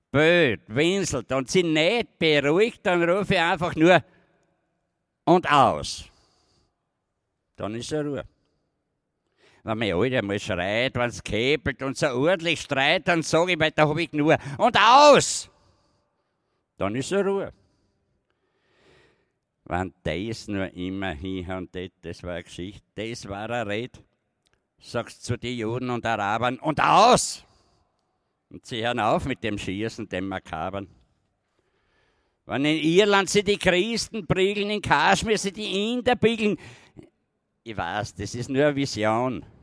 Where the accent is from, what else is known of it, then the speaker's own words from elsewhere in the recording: Styria, Austria; now in Vienna, Austria; Ich bin ja da eine Minderheit in Wien als Steirer.